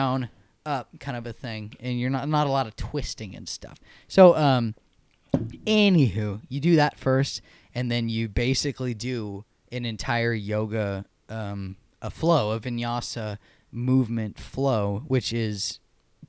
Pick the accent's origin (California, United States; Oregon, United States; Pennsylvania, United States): California, United States; Santa Clara; also born or lived in San Jose; I was born in Santa Clara.